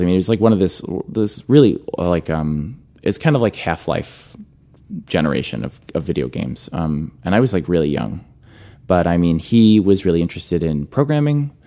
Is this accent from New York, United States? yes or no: yes; Rocky Point, New York, United States; also born or lived in Flushing, New York; I was born in Flushing, but this was in suburban Long Island. I'm from Suffolk County